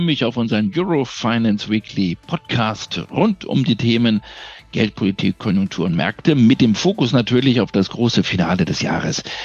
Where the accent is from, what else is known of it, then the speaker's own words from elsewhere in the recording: Berlin, Germany; durch meine Heimatstadt